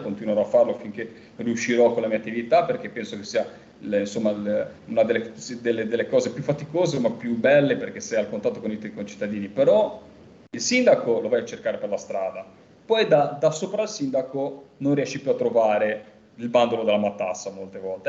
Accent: Liguria, Italy; io ligure

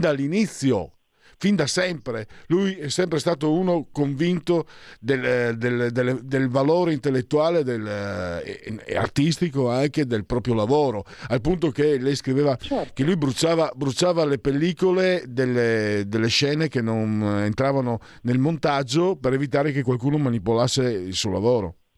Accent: Friuli-Venezia Giulia, Italy; io vengo dal Friuli

